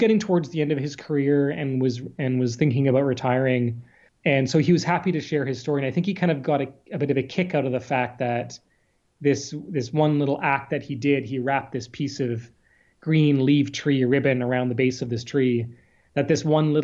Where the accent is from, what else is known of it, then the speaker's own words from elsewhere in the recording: Salt Spring Island, British Columbia, Canada; I was born on the coast. I'm from Salt Spring Island and grew up, you know, in these forests